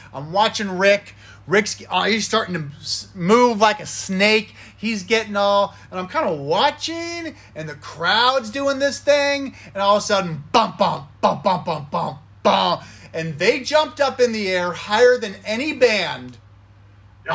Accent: Thousand Oaks, California, United States; I was born and raised in Thousand Oaks, California, Westlake Village, kind of the same area when I was growing up

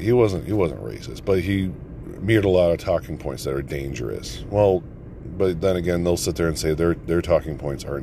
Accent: United States; we're American first.

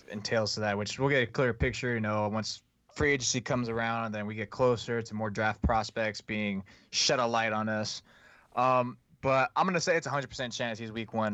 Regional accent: California, United States; just because I'm from the Bay Area where Tom Brady's from.

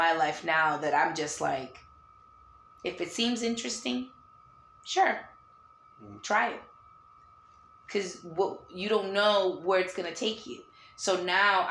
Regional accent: Lynn, Massachusetts, United States; moved away; also born or lived in Danvers, Massachusetts; where I grew up in Lynn, Mass

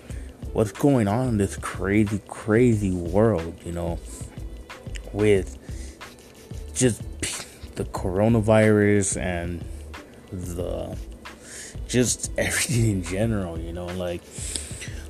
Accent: Douglas, Arizona, United States; I am from Douglas, Arizona

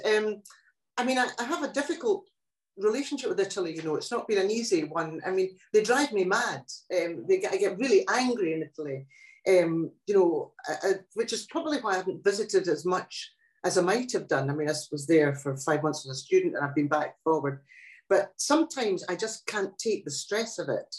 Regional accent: Scotland, United Kingdom; first language Italian dialect; English is a second language; I'm not Scottish

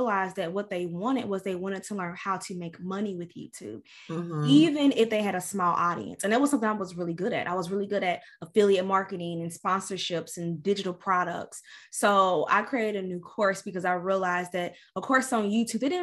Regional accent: Louisville, Kentucky, United States; moved away as an adult; now in Tampa, United States; I'm from Louisville, Kentucky. If you can't tell from the accent

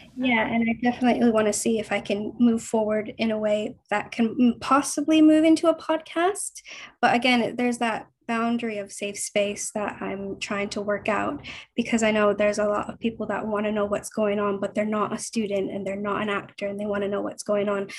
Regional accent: Vancouver, British Columbia, Canada; moved away as an adult; now in London, United Kingdom; I'm from Vancouver. I'm actually currently in Vancouver at the moment. Um, I moved to London six and a half years ago

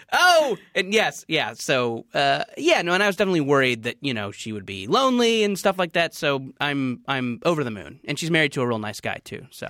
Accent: Orange County, California, United States; also born or lived in Beaumont; growing up in Orange County

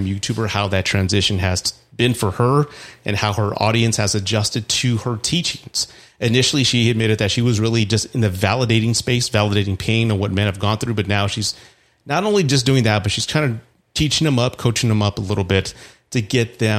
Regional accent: Texas, United States; in Texas, which is my home state

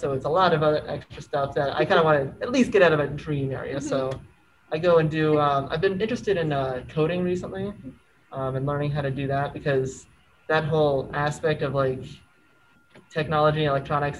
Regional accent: Germany; born there; Yes, I was born in Germany.

